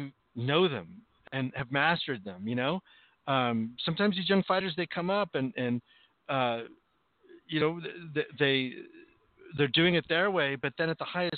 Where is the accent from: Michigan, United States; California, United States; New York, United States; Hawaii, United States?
California, United States; Los Angeles; also born or lived in San Jose; raised in L.A. But I did six hard months in Sanjo at the beginning of my life